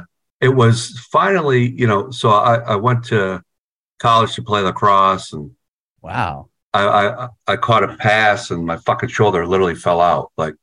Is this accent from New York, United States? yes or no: yes; Watertown, New York, United States; moved away as an adult; now in Boston, United States; I grew up in Watertown, New York.